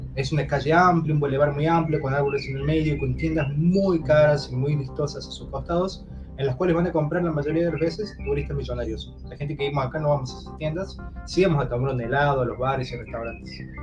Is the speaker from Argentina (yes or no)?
yes; Argentina; moved away as an adult; also born or lived in United States / France / China; now in Berlin, Germany; vivo en Berlín, en Alemania, desde hace dos años. He vivido antes en Estados Unidos, en Francia, en China y soy de Argentina